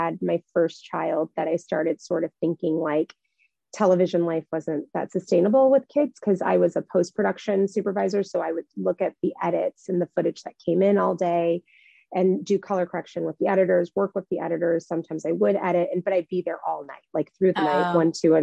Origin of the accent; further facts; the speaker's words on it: Midwest, United States; moved away as an adult; I grew up in the Midwest